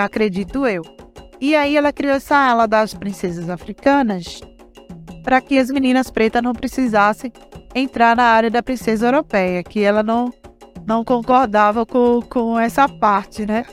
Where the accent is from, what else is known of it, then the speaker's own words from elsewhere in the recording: Pojuca, Pernambuco, Brazil; moved away; sou nordestina, sou de Pojuca, Pernambuco.